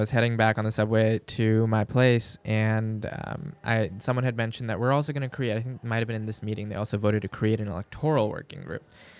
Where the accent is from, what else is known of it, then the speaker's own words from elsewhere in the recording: Pakistan; also born or lived in New York City, United States; I don't. I speak Urdu. I'm Pakistani.